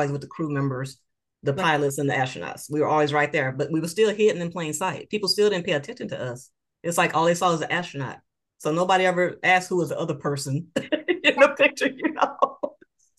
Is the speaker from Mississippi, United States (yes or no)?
yes; Moss Point, Mississippi, United States; moved away as an adult; I'm from a small town. I love my hometown, Moss Point, Mississippi.